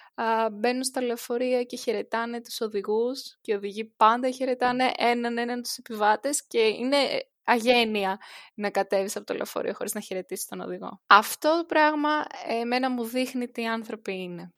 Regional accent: Greece; now in Netherlands; κατεβαίνω Ελλάδα

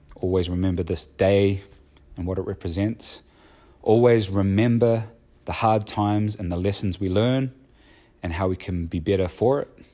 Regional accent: New Zealand; growing up in New Zealand

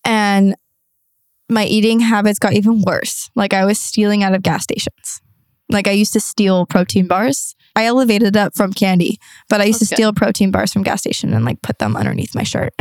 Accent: San Diego, California, United States; also born or lived in Arizona / Toronto; I moved back home to San Diego

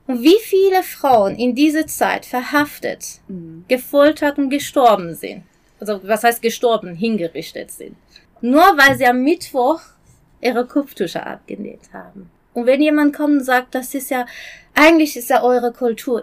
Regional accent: Isfahan, Iran; German is a second language; moved away as an adult; now in Germany; ich komme aus Isfahan

